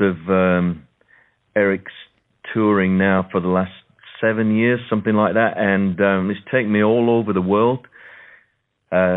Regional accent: Sheffield, Yorkshire and the Humber, United Kingdom; moved away as an adult; now in London, United Kingdom; I'm from the north of England myself. I'm just down the road from Leeds. I was born in Sheffield.

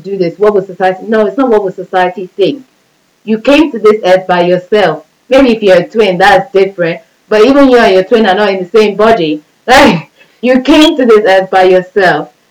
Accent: Nigeria; I'm Nigerian. So especially with Nigerians, Nigerians we live for other people

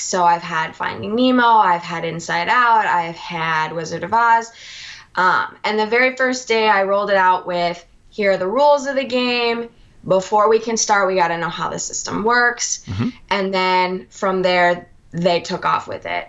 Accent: Minnesota, United States; moved away as an adult; now in Alabama, United States; I'm originally from Minnesota.

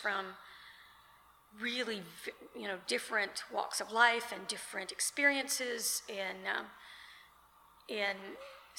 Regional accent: Lexington, United States; I grew up in Lexington

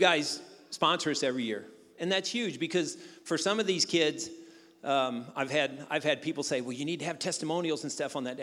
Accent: Jackson, Missouri, United States; moved away as an adult; I grew up in Jackson

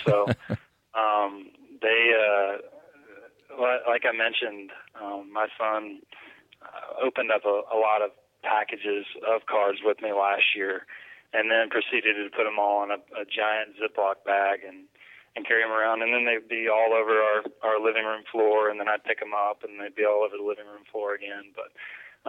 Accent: Georgia, United States; we grew up in Georgia

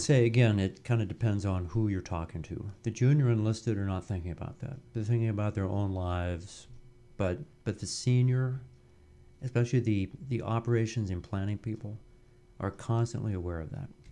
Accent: Denver, Colorado, United States; came back to my hometown of Denver, Colorado

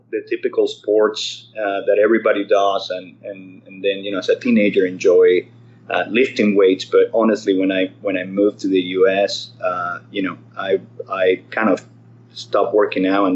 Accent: Caracas, Capital District, Venezuela; moved away as an adult; now in Irvine, United States; I was born in Caracas, Venezuela. My dad was a Spanish immigrant from the Canary Islands. And my mother was a Venezuelan

